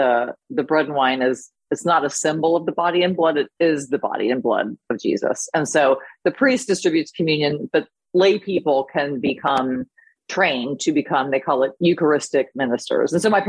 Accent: United States; also born or lived in Plainfield, New Jersey, United States / Fallston, Maryland, United States; I grew up in Plainfield, New Jersey, and Falston, Maryland.

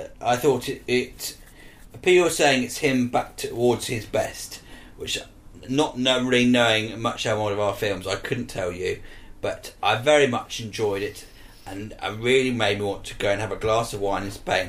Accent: Wales, United Kingdom; I'm Welsh, and to my ears, it is so, so bad.

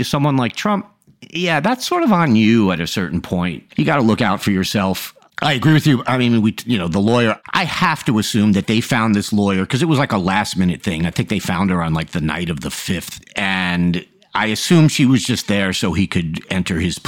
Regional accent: Long Island, New York, United States; I'm just a middle class kid from Long Island

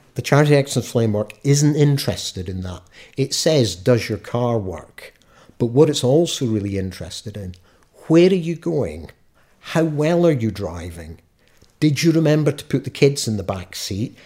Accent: Scot, Scotland, United Kingdom; being a Scot, we've got our own laws

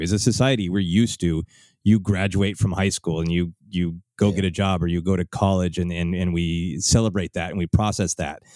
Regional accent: Minneapolis, Minnesota, United States; now in Los Angeles, United States; my hometown of Minneapolis

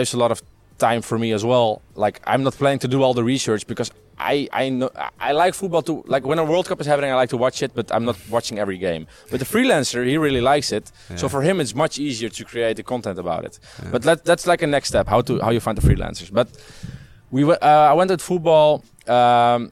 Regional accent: Netherlands; I'm from the Netherlands.

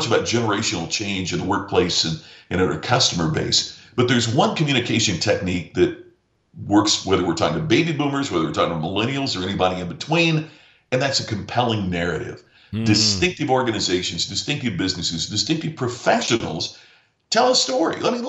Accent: Southern Indiana, United States; my hometown in Southern Indiana.

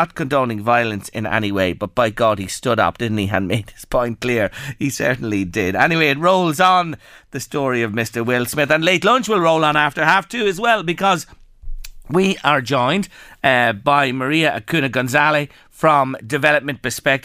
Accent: Ireland; us as Irish people

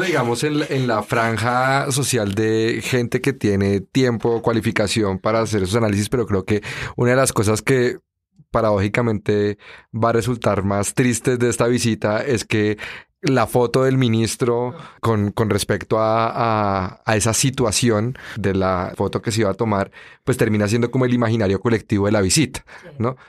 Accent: Colombia; aquí en Colombia lo tenemos normalizado

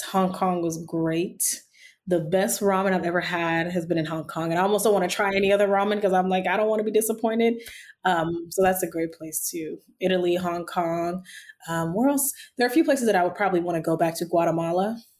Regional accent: Nigeria; accent: Nigerian; my brain just automatically knows to switch to my Nigerian accent

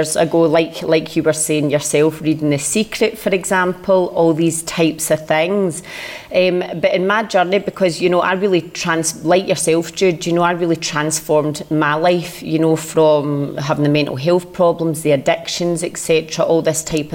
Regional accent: Glasgow, Scotland, United Kingdom; now in Colombia; I'm originally from Glasgow, now living out in Colombia

